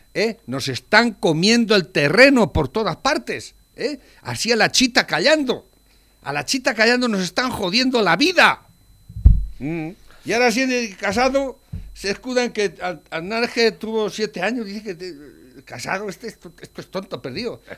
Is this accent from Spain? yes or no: yes; Spain; la historia de tu país, en este caso España, que somos españoles